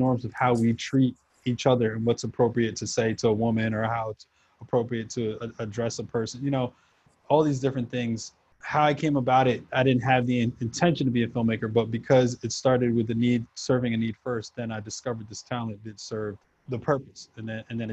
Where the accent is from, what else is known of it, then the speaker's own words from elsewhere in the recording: New York, United States; also born or lived in Houston, Texas; For the most part, I grew up in New York. I traveled around a bit. I was back and forth to South America, having, you know, family down there